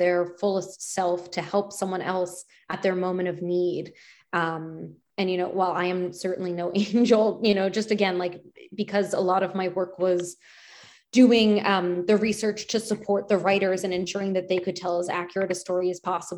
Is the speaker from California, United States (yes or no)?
no; Penn Valley, Pennsylvania, United States; the synagogue that I grew up going to in Penn Valley.